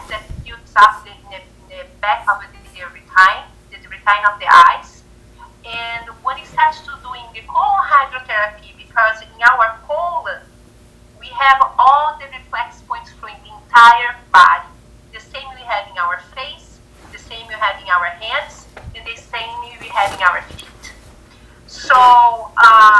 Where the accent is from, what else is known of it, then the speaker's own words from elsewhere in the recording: Brazil; moved away as an adult; now in United States; I'm from Brazil